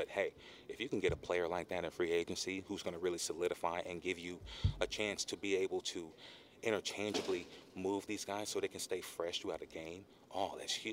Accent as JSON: {"language": "English", "town": "Orlando", "region": "Florida", "country": "United States", "said": "I'm from Orlando"}